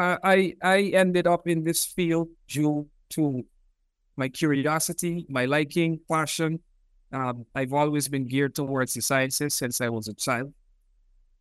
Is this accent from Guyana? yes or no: yes; Georgetown, Demerara-Mahaica, Guyana; moved away as an adult; also born or lived in Cuba / Reading, United Kingdom; I was born in Georgetown, Guyana. I grew up in Guyana.